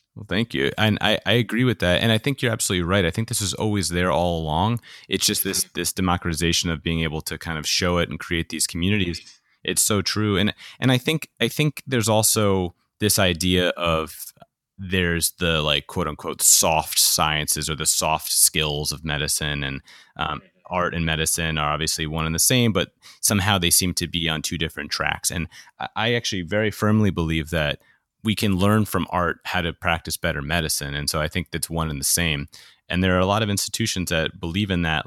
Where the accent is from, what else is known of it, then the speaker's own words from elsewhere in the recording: New York, United States; I grew up in New York